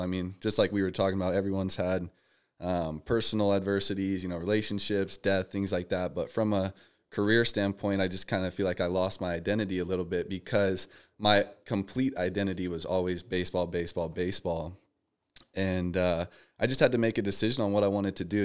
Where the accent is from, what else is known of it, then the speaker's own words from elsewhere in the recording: Las Vegas, Nevada, United States; moved away as an adult; now in Texas, United States; I was born and raised out here in Vegas